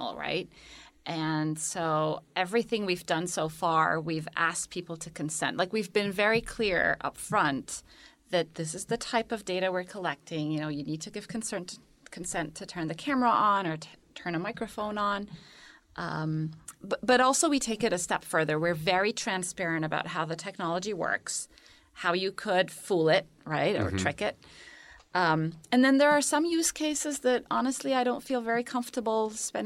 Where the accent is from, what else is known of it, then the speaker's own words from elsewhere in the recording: Kuwait; moved away as an adult; also born or lived in Cairo, Egypt / United Arab Emirates / Cambridge; now in United States; I was born in Cairo. I'm Egyptian originally. And then I lived most of my childhood in the Gulf. So first in Kuwait, and then my parents, after the first Gulf War, moved to the United Arab Emirates